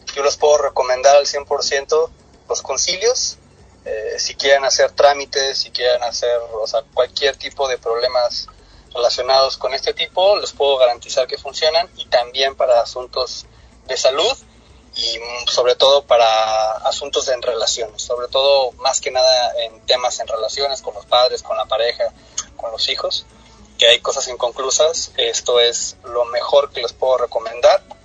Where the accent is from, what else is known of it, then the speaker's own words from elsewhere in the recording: Mexico; also born or lived in Cancún, Quintana Roo; soy mexicano, vivo en la ciudad de Cancún, Quintana Roo, en México